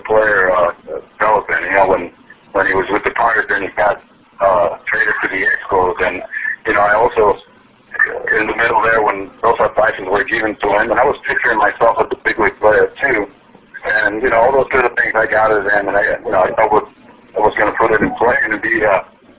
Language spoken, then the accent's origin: English; Dominican Republic; I was born and raised in the Dominican Republic